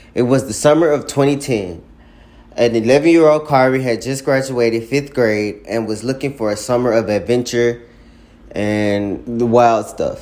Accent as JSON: {"language": "English", "town": "Jackson", "region": "Mississippi", "country": "United States", "said": "I'm from Jackson, Mississippi"}